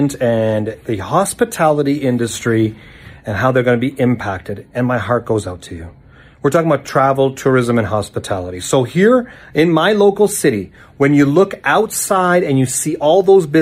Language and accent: English; Calgary, Alberta, Canada; here in my hometown of Calgary, Alberta